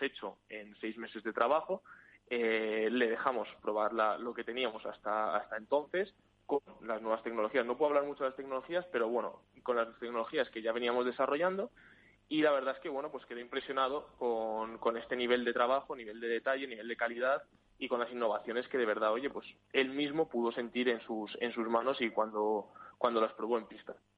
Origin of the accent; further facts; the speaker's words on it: Spain; now in Sweden; yo soy de España